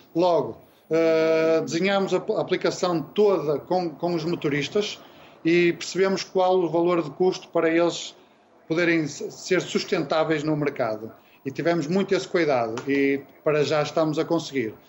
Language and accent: Portuguese; Vila Nova de Gaia, Norte, Portugal; nós somos aqui de Gaia, aqui do norte, cá de cima